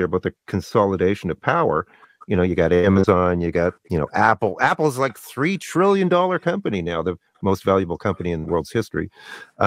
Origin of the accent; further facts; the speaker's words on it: Canada; I'm Canadian